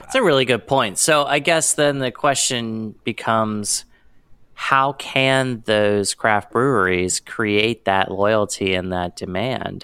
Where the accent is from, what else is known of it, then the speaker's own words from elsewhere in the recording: Pennsylvania, United States; I'm from Pennsylvania